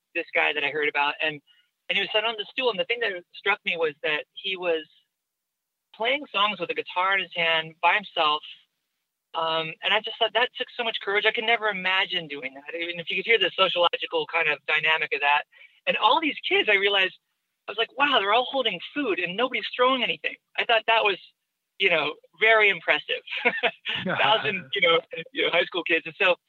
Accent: Newport Beach, California, United States; my hometown in Newport Beach

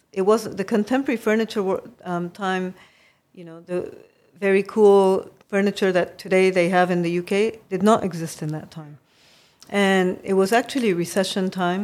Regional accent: Kobe, Hyogo, Japan; moved away as an adult; also born or lived in Beirut, Lebanon / United States; now in Lebanon; I grew up in Japan because my family has been, uh, went in nineteen seventeen.

